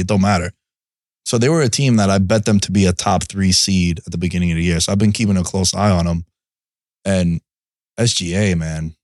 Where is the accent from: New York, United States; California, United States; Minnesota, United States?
New York, United States; New York City; also born or lived in Athens; growing up in New York City